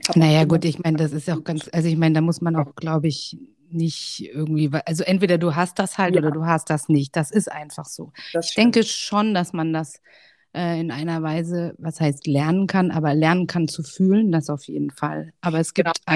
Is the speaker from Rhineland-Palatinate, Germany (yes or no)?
no; Hesse, Germany; ich bin 36 Jahre alt, komme aus dem schönen Hessen. Vielleicht hört man es, vielleicht auch nicht